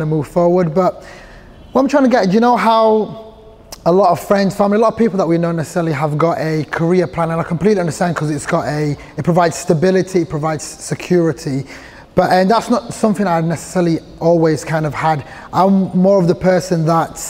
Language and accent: English; Sheffield, Yorkshire and the Humber, United Kingdom; English is a second language; also born or lived in Somalia; I was born in Somalia, came to Sheffield when I was 5 years old, grew up in Burngreave part of the city.